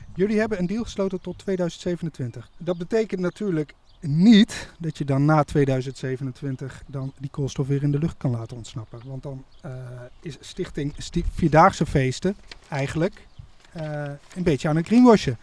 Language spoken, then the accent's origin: Dutch; Nijmegen, Gelderland, Netherlands; Ik kom uit Nijmegen